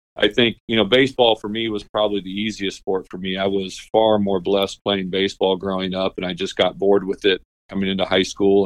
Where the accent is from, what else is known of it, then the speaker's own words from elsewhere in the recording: Washington, Illinois, United States; moved away; also born or lived in Peoria, Illinois; grew, grew up in Washington